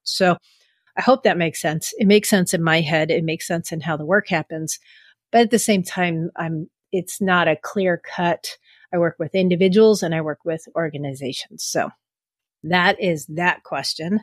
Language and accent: English; San Francisco, California, United States; I grew up in San Francisco